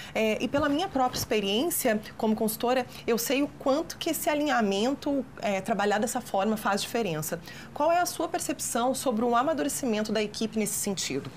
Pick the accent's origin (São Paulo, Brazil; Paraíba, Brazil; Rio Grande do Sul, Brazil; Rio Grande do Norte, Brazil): Rio Grande do Sul, Brazil; now in Minas Gerais, Brazil; Eu, como gaúcha que mora aqui em Minas